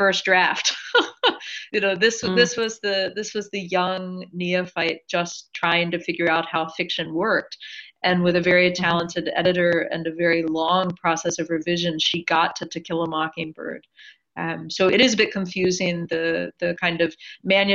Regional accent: Maryland, United States; I live not far from where I grew up in Maryland, and I grew up in and still live in a small town

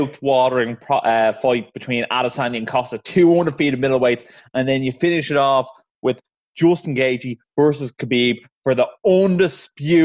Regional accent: Ireland; obviously being Irish

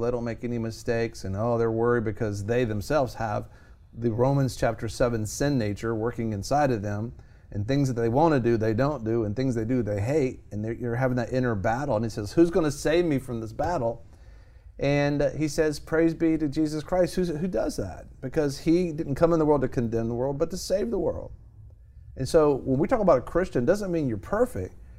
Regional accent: United States; born in America

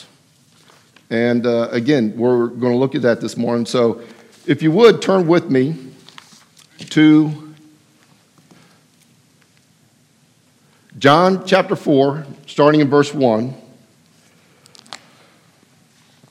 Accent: Bowie, Maryland, United States; also born or lived in Texas; I grew up in Bowie, Maryland, accepted Jesus Christ at the age of 12 in 1972

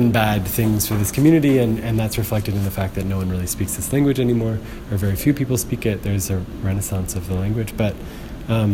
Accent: United States; moved away as an adult; now in Quebec, Canada; as a American, I didn't know much when I arrived here many years ago

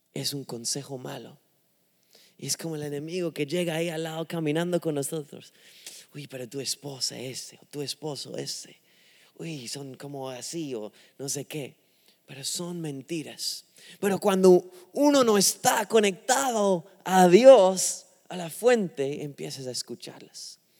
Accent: England, United Kingdom; Spanish is a second language; now in Miami, United States; no soy de un, país que habla español, soy inglés, de Inglaterra

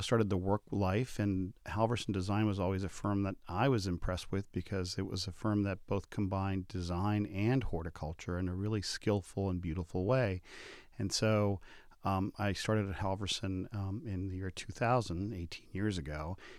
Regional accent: Boston, Massachusetts, United States; I was that funny Latino kid who liked plants growing up in Boston

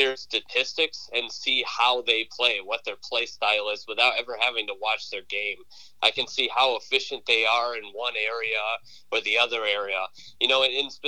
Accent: Lake Orion, Michigan, United States; I grew up in Lake Orion, so I'm very familiar with the area

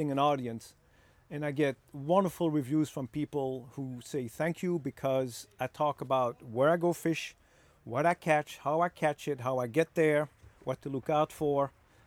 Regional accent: Belgium; moved away; I was born in Belgium

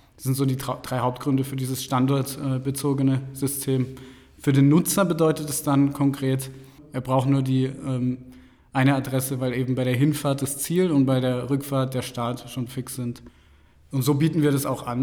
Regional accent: Karlsruhe, Baden-Württemberg, Germany; moved away as an adult; also born or lived in Mannheim; now in Munich, Germany; Ursprünglich komme ich aus Baden-Württemberg, aus Karlsruhe

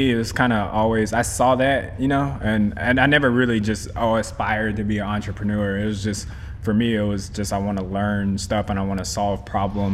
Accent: Sugar Land, Texas, United States; also born or lived in Long Beach, California / Dallas, Texas; I grew up in Houston, Sugarland to be specific

